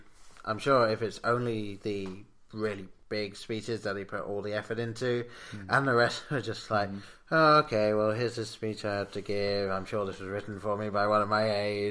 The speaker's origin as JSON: {"language": "English", "region": "England", "country": "United Kingdom", "tie": "born or raised there", "said": "Growing up in England, we didn't get much Lincoln history taught"}